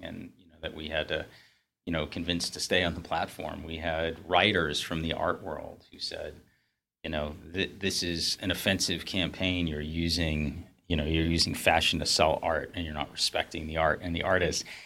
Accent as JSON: {"language": "English", "region": "New England", "country": "United States", "tie": "born or raised there", "said": "I grew up in New England"}